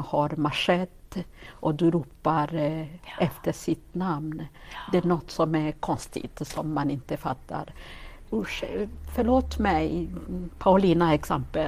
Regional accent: Gisenyi, Western Province, Rwanda; Swedish is a second language; moved away as an adult; also born or lived in Forshaga, Sweden; now in Karlstad, Sweden; jag eh, född och uppväxt i Rwanda

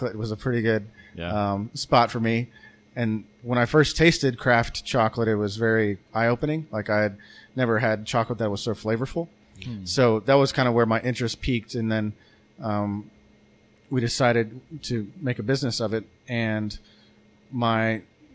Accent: Arkansas, United States; now in Bentonville, United States; I'm from Arkansas, but not Northwest Arkansas. I mean, I came here for college in 2004, and I've lived here ever

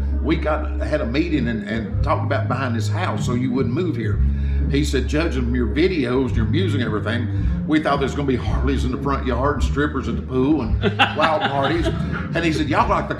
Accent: Chattanooga, Tennessee, United States; I bought this big house there in my hometown of Chattanooga

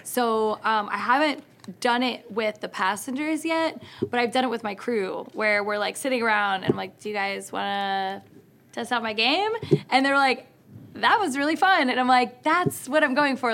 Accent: Philadelphia, Pennsylvania, United States; Philadelphia because it's my hometown.

